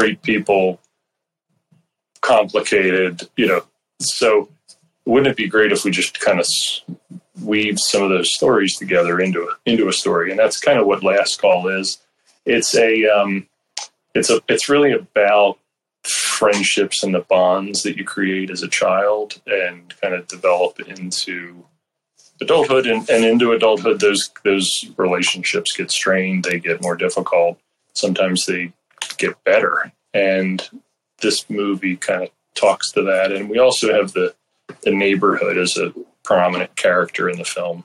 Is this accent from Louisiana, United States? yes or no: no; Upper Darby, Pennsylvania, United States; I had grown up in Upper Darby